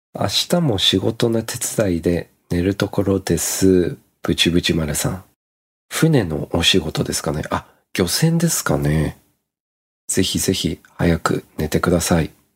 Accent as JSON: {"language": "Japanese", "country": "Australia", "tie": "born or raised there", "moved": "yes", "lives_now": "Japan", "said": "僕の実家の場合は、オーストラリアですので"}